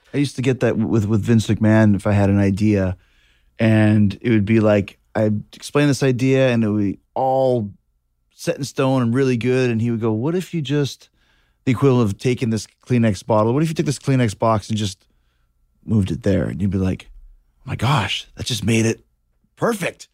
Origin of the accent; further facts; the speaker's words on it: Winnipeg, Manitoba, Canada; I grew up in Winnipeg